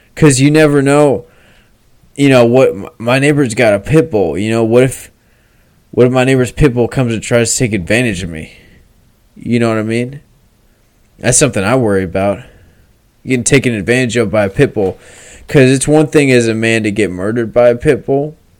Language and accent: English; United States; I'm an American